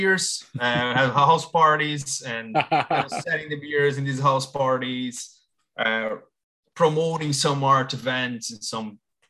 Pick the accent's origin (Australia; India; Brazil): Brazil; moved away as an adult; now in Ireland; So I'm originally from Brazil. I've been living in Ireland since 2012.